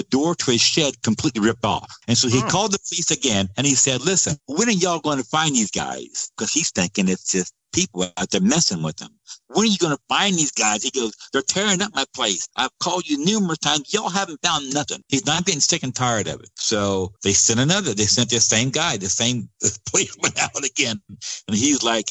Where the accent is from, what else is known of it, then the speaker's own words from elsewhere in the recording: Georgia, United States; my home state of Georgia